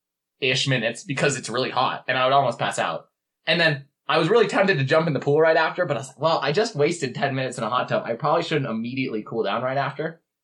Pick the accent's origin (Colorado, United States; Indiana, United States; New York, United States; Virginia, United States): Colorado, United States; Boulder; as a Colorado, I was born and raised in Boulder